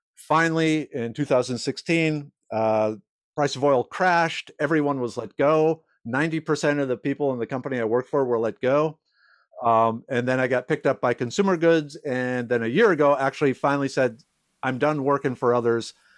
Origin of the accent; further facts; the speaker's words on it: Minnesota, United States; also born or lived in South Dakota / New York; now in Texas, United States; I grew up in Minnesota